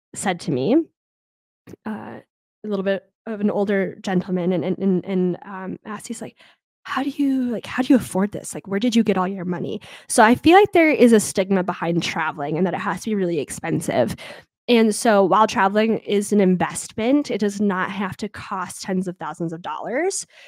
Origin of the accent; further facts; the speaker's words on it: United States; I'm an American